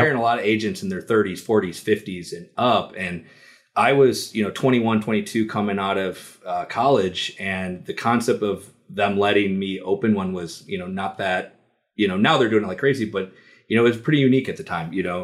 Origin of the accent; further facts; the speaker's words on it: Detroit, Michigan, United States; I'm from Detroit